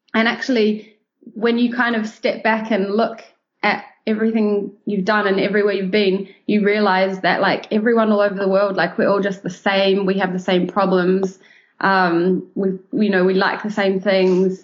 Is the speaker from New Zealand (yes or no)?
yes; New Zealand; moved away as an adult; also born or lived in London; being born and raised in New Zealand.